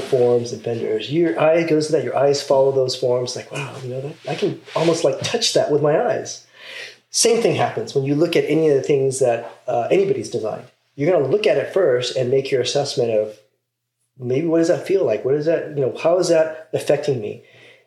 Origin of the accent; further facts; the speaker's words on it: Las Vegas, Nevada, United States; moved away as an adult; also born or lived in Pasadena, California; I grew up actually in Las Vegas. So not California.